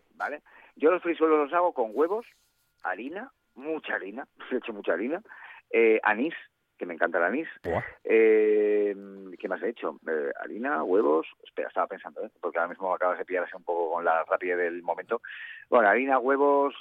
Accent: Gijón, Asturias, Spain; now in Madrid, Spain; soy de los, de los eh, gijoneses

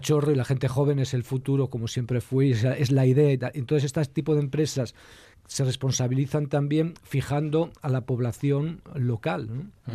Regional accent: El Bierzo, Castile and León, Spain; yo soy del Bierzo

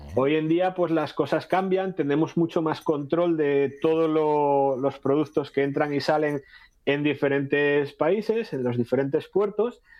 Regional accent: Asturias, Spain; aquí en Asturias

